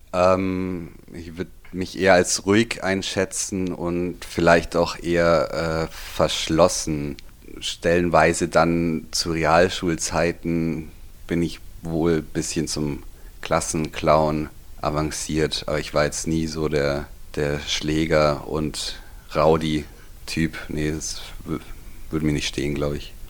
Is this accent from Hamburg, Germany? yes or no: no; Füssen, Bavaria, Germany; ich bin geboren in Füssen, hier aufgewachsen, hier zur Schule